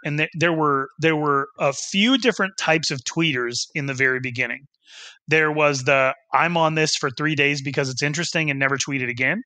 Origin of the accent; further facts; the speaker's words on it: Wyoming, United States; my hometown in Wyoming